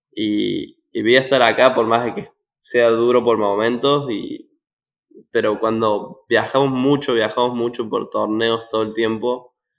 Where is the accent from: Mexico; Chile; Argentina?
Argentina; Córdoba; moved away as an adult; now in Arkansas, United States; yo soy de Córdoba